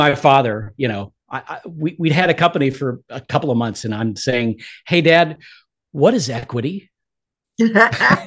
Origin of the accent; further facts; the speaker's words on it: Englewood, Florida, United States; my hometown, Englewood, Florida